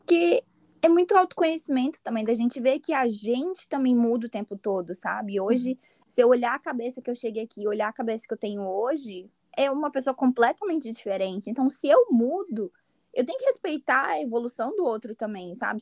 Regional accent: Espírito Santo, Brazil; first language Portuguese; moved away as an adult; now in United States; eu sou capixaba

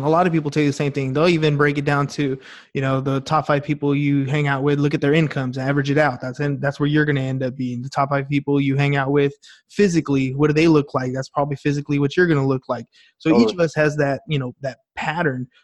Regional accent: San Diego, California, United States; also born or lived in Los Angeles; I was born in LA, but I was raised in San Diego

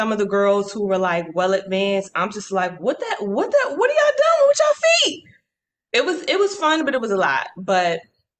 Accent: United States; They never think I'm American until I open my mouth and I'm just like, no, ma'am, I am American.

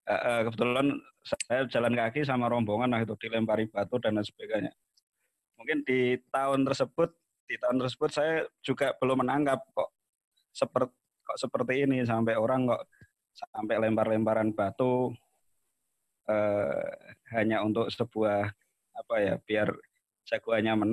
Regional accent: Pekalongan, Central Java, Indonesia; di Pekalongan terutama di kampung saya itu NU deles jadi segala info mengenai NU kemudian PKB ya waktu itu cukup masif

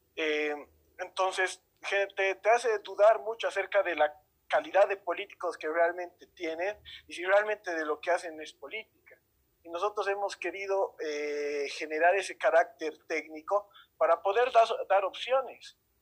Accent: Bolivia; como sociedad boliviana

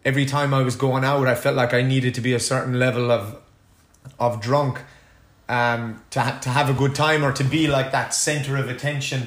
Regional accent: Ireland; being an Irish person

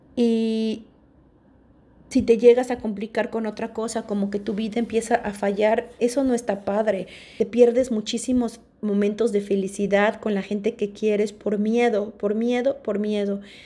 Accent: Mexico; first language Spanish; moved away as an adult; also born or lived in Australia; yo me salí de México, me fui de México súper chavita, a los 19 años, y me fui a radicar a vivir a Australia.

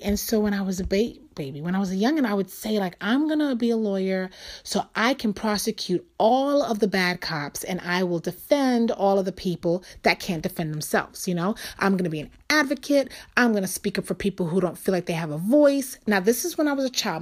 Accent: New York City, New York, United States; I'm from New York. I was born and raised there

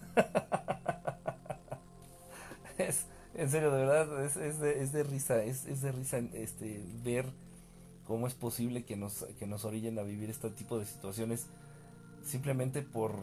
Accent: Mexico; now in Mexico City, Mexico; Aunque parezca noruego, soy mexicano

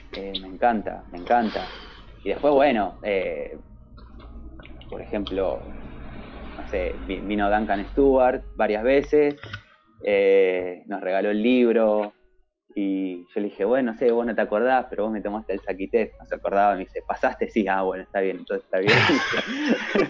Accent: Argentina; moved away as an adult; also born or lived in Spain; now in Japan; yo soy argentino

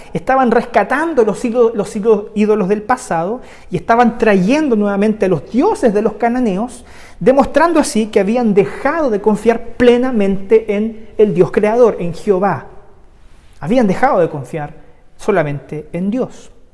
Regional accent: Chile; el contexto que hoy día vivimos como sociedad chilena

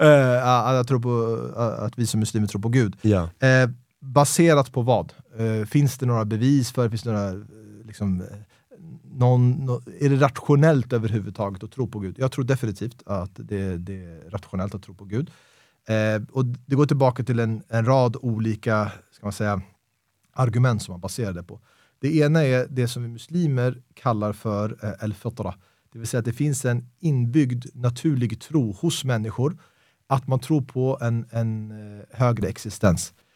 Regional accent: Stockholm, Stockholm County, Sweden; väldigt svensk uppväxt, Stockholms innerstad

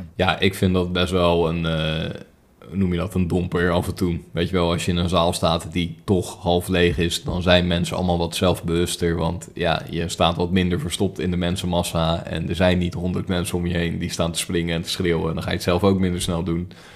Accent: Netherlands; wij Nederlanders

